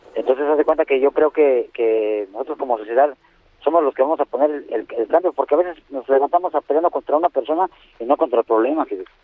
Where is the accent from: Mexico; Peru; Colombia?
Mexico; somos muchos mexicanos